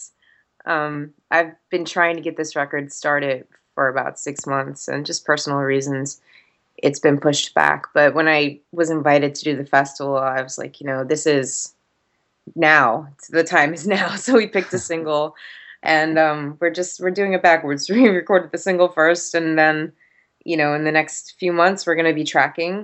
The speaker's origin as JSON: {"language": "English", "region": "New Jersey", "country": "United States", "tie": "born or raised there", "also_born_or_lived": "Orlando / Atlanta", "moved": "yes", "said": "growing up in South Jersey"}